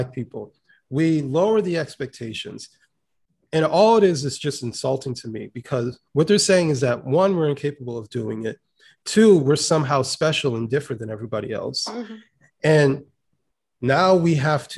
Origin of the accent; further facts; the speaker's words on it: United States; I, as an American